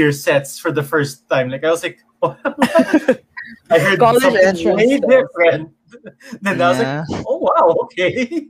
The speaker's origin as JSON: {"language": "English", "region": "the South", "country": "United States", "said": "and I'm from the South, so I don't really get the whole the experiences and things like that."}